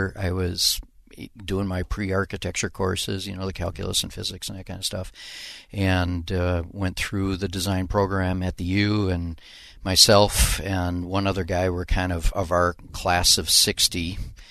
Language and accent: English; Minneapolis, Minnesota, United States; I grew up over by Minnehaha Falls, okay, South Minneapolis.